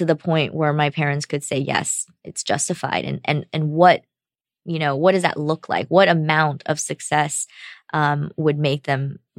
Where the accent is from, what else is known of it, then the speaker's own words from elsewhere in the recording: United States; Because as an American, that's my experience going back to my home country.